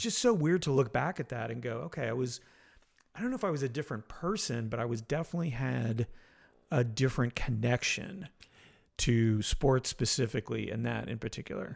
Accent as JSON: {"language": "English", "town": "Montreal", "region": "Quebec", "country": "Canada", "tie": "born or raised there", "also_born_or_lived": "Florida", "moved": "yes", "said": "I was born in Montreal."}